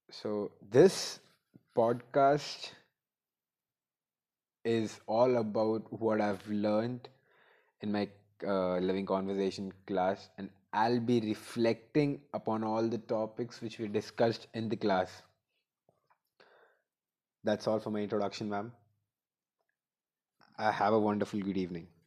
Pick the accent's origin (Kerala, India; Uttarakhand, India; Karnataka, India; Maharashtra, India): Uttarakhand, India; Roorkee; also born or lived in Meerut; Although I was born in Meerut, but Roorkee, close by to Haridwar, is the place where I spent most of my childhood and teenage years.